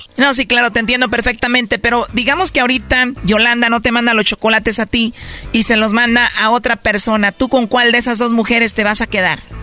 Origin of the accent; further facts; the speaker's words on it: Mexico; soy mexicana